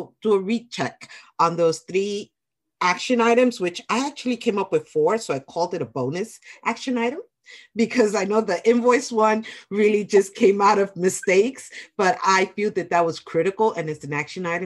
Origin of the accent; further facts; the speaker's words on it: New York City, New York, United States; I'm a New Yorker